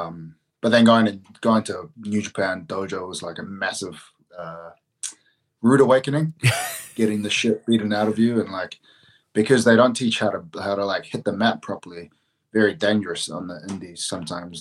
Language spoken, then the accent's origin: English; Auckland, New Zealand; Auckland, my oh. hometown